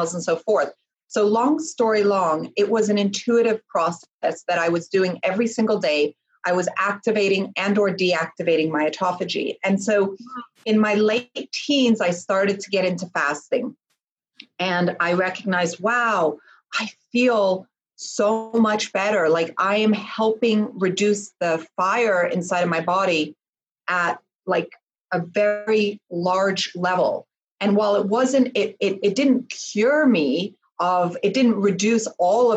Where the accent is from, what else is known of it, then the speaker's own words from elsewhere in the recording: Switzerland; I was born in Switzerland.